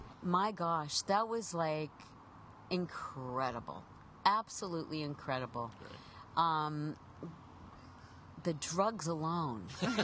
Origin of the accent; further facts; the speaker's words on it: Pittsburgh, Pennsylvania, United States; moved away as an adult; now in Los Angeles, United States; I grew up in Pittsburgh